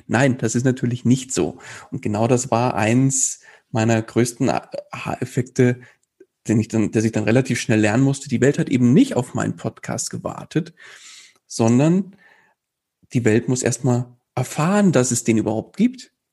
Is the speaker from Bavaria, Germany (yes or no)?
yes; near Munich, Bavaria, Germany; Ich komme aus der Nähe von München